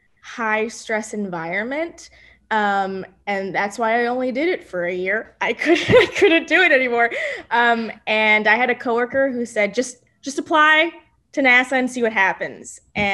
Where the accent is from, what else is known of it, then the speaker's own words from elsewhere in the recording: Edinburg, Texas, United States; Yes, Edinburgh.